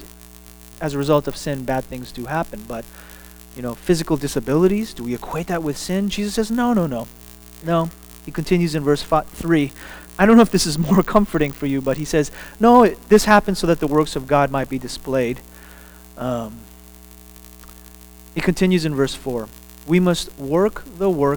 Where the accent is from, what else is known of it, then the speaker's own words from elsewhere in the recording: Texas, United States; I'm a Texan